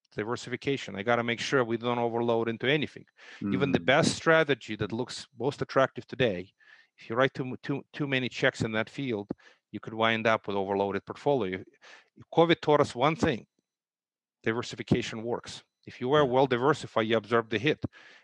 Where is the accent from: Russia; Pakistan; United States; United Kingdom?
Russia; There was, at least I grew up during socialism. You live in a government apartment.